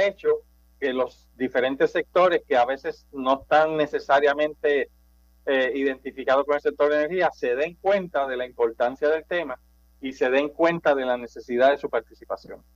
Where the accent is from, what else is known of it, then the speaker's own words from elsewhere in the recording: Manatí, Puerto Rico; now in Guaynabo, Puerto Rico; Yo soy de natural de Manatí, eh, pero vivo en Guaynabo básicamente los últimos 35 años